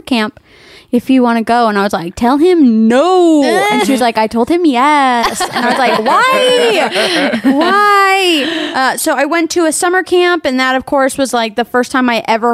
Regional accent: Miami, Florida, United States; I grew up in Miami.

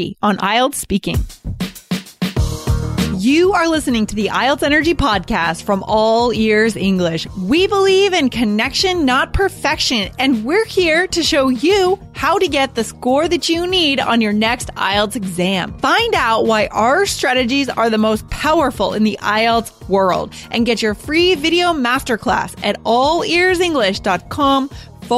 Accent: Boston, Massachusetts, United States; I'm from Boston

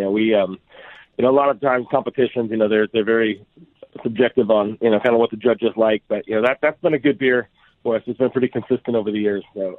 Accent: Glendora, California, United States; The city that I grew up in, a town called Glendora, just outside of L.A., that's Michael Anthony lived there.

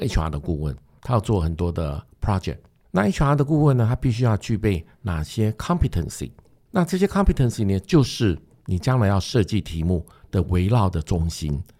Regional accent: Taoyuan, Taiwan; 我也是桃园人

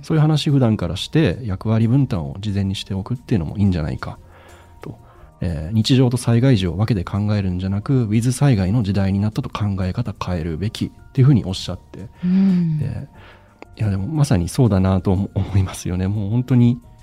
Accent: Sapporo, Hokkaido, Japan; now in Tokyo, Japan; 僕の実家に札幌にいるのは父親と母親だけで

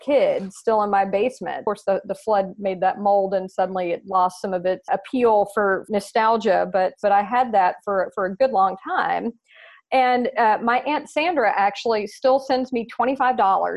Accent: the South, United States; accent: Southern; now in Nashville, United States; my Southern accent

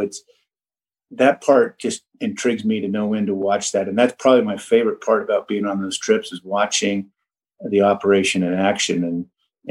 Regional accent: Redding, California, United States; I grew up in Redding, California, and I've been skiing my whole life.

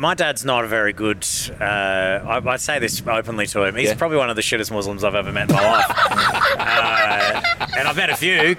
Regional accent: Tonga; also born or lived in Queensland, Australia; now in Australia; I was born in Tonga, moved to Australia.

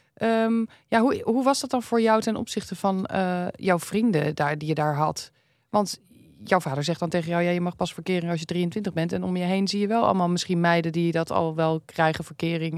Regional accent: Amsterdam, North Holland, Netherlands; ik kom dan uit zo'n Amsterdams nest

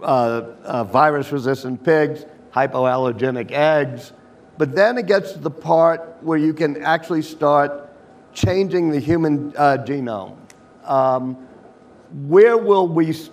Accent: Louisiana, United States; my home state of Louisiana

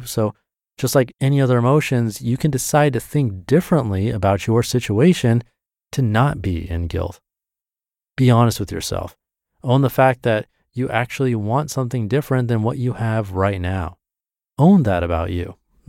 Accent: Taiwan; moved away; also born or lived in North America; I'm an immigrant from Taiwan, and growing up, my siblings and I were always told to be grateful with what we have.

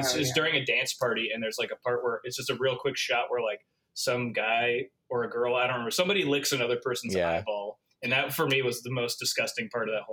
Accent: Montana, United States; moved away as an adult; now in Seattle, United States; I worked at Blockbuster Video in my hometown in Montana in like the late 90s.

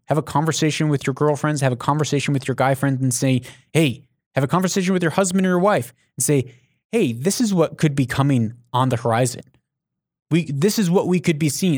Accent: United States; I'm an American

